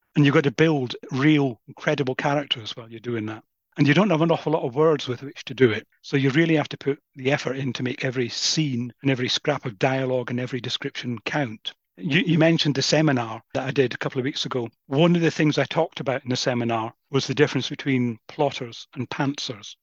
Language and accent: English; Crieff, Scotland, United Kingdom; just outside Crieff, my hometown.